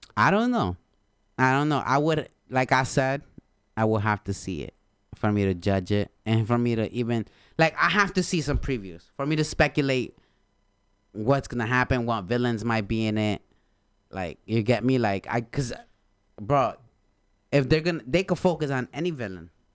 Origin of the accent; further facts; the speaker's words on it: Honduras; English is a second language; moved away; I'm from Honduras, bro. I came here in two thousands